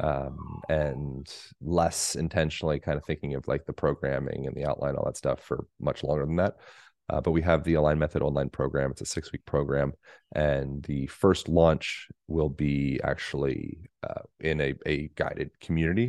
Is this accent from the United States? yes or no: yes; United States; also born or lived in Boulder, Colorado / Bend, Oregon; I'm American